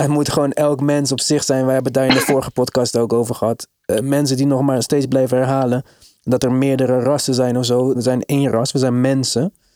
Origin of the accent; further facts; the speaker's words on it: Netherlands; En ik ben opgegroeid in Nederland, ik ben geboren in Nederland.